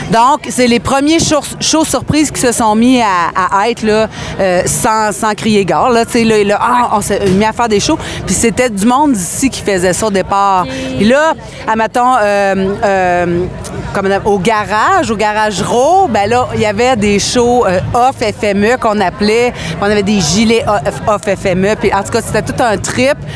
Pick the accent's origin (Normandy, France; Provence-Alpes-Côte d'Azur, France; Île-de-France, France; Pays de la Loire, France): Normandy, France; Rouen; Salut, je viens de Rouen.